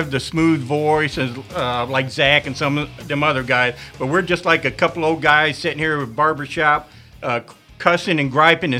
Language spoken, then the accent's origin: English; Arkansas, United States; I'm from Arkansas